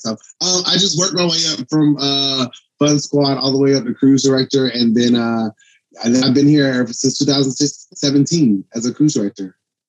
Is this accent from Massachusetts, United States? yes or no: no; Montgomery, Alabama, United States; I'm from Montgomery, Alabama.